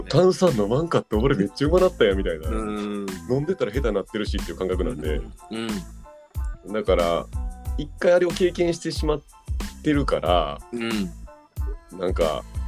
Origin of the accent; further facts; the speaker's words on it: Osaka, Japan; 当時大阪に地元の大阪に